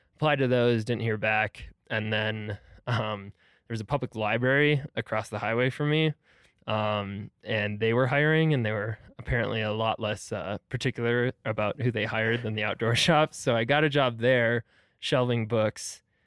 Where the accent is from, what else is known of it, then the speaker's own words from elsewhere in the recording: Milwaukee, Wisconsin, United States; also born or lived in Madison, Wisconsin; I grew up, uh, basically around Milwaukee, Wisconsin.